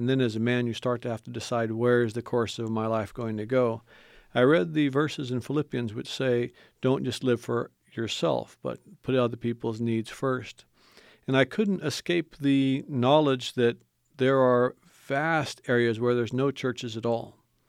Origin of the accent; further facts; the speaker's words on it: Indonesia; I grew up in Indonesia. My parents were missionaries in Indonesia, and I grew up seeing the need in the Muslim nation